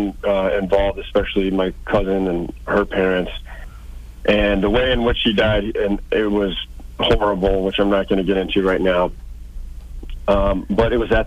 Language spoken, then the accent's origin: English; St. Louis, Missouri, United States; born or raised there